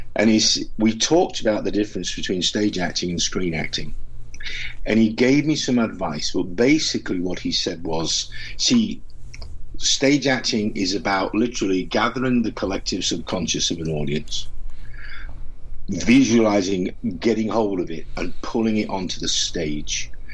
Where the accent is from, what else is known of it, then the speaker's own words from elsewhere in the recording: Doncaster, Yorkshire and the Humber, United Kingdom; where I come from in Yorkshire, I was born in Doncaster